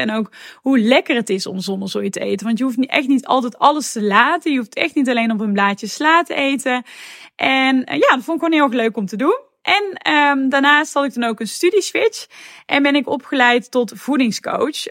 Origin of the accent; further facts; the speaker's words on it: North Brabant, Netherlands; accent: Brabant; moved away as an adult; also born or lived in Tilburg; now in Amsterdam, Netherlands; zoals je misschien wel hoort, kom ik daar helemaal niet vandaan, want ik kom namelijk uit Brabant